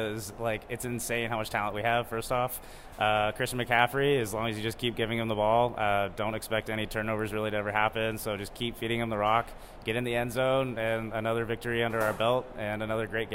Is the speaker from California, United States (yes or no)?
yes; Pleasanton, California, United States; I grew up in Pleasanton, went to Foothill High School